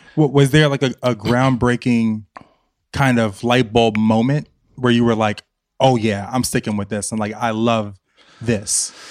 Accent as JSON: {"language": "English", "town": "Richmond", "region": "Virginia", "country": "United States", "said": "I'm from Virginia"}